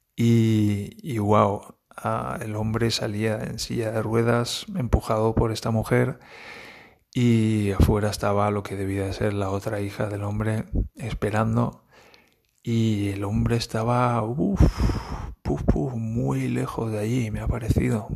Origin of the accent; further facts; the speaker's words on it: Valencia, Valencian Community, Spain; moved away as an adult; now in Germany; Yo vengo de Valencia